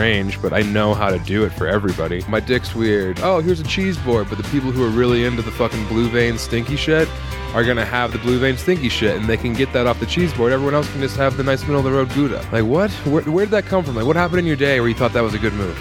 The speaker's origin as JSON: {"language": "English", "region": "Colorado", "country": "United States", "said": "my home state"}